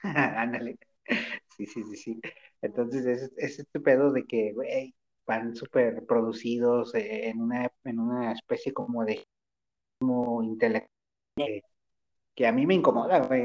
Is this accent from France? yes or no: no; Guadalajara, Jalisco, Mexico; soy de Guadalajara